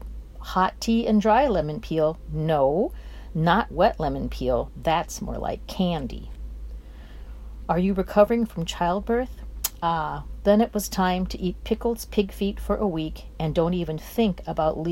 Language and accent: English; Honolulu, Hawaii, United States; now in Minnesota, United States; I was born and raised in Honolulu